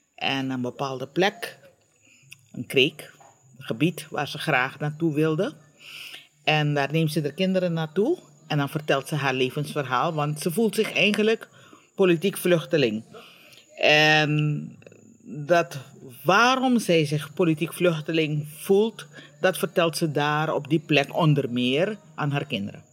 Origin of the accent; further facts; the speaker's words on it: Suriname; now in Curaçao; Suriname is waar ik geboren ben, waar ik getogen ben, waar mijn navelstreng bewaard of begraven is